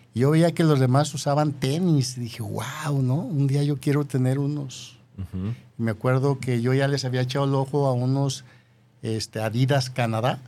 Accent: Yahualica, Jalisco, Mexico; moved away; tu servidor nació en una ranchería de Yahualica

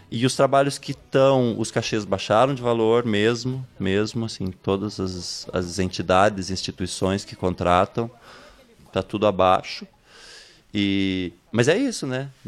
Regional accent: Ponta Grossa, Paraná, Brazil; also born or lived in Jacutinga; Mas eu só nasci lá e vim com um mês de vida para Ponta Grossa.

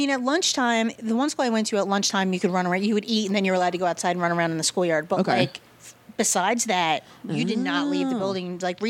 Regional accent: Philadelphia, Pennsylvania, United States; now in California, United States; growing up in Philly

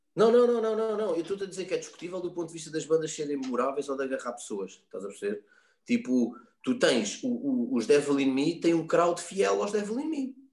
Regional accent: Loures, Lisbon, Portugal; eu nasci na, na Alfredo da Costa, mas sou de Loures

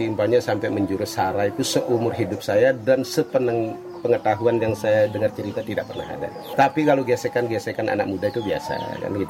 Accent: Pegayaman, Bali, Indonesia; Dari mana kami ngambil minoritas? Kami orang Bali. cara abad kami sudah hampir 4 abad, 1648.

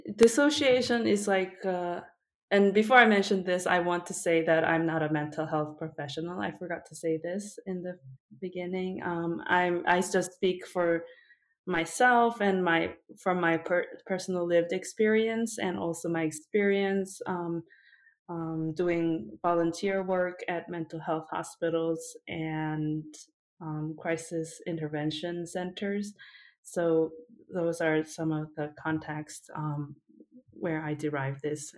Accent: South Korea; moved away; also born or lived in United States / Japan; I was born and raised in South Korea, but then I I spent a little bit of time in the U.S. when I was little, and then also in Japan when I was older

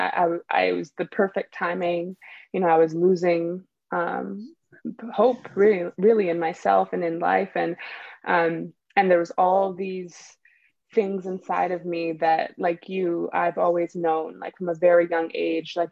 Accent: Canada; moved away as an adult; also born or lived in Nigeria; now in California, United States; I was born in Nigeria. I grew up in Canada, and now I live in California

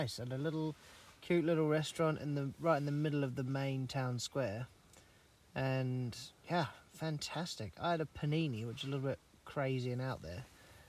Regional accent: England, United Kingdom; if you know that I'm English

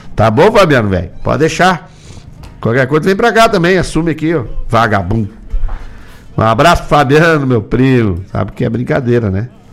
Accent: Gaúcho, Rio Grande do Sul, Brazil; Aqui a gente comemora as festas juninas, a moda gaúcha

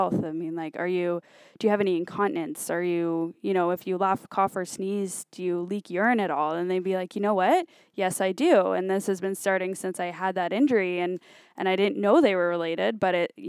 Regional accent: Brampton, Ontario, Canada; I'm from Brampton

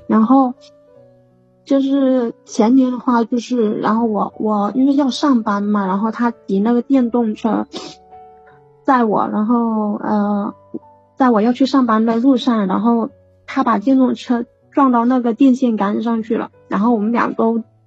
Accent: Guangdong, China; moved away as an adult; also born or lived in Jiangxi; 我是广东的

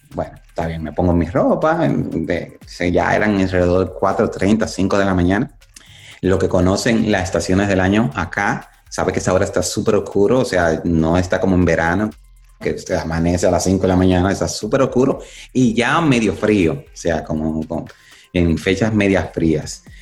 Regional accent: Dominican Republic; now in United States; yo nací en República Dominicana

